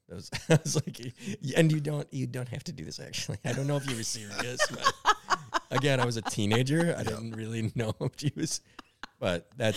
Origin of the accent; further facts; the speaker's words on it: Minneapolis, Minnesota, United States; Yep. Yep. I was born and raised in Northeast Minneapolis. I've been in Northeast Minneapolis pretty much my entire life.